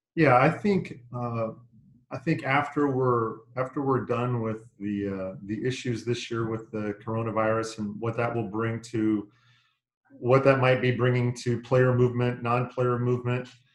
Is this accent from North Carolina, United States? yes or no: no; Northern California, United States; moved away; I grew up in Northern California.